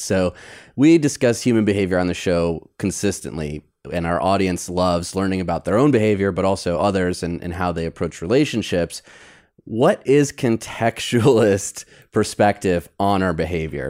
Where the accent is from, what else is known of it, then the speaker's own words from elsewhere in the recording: Detroit, Michigan, United States; now in Los Angeles, United States; I grew up in Detroit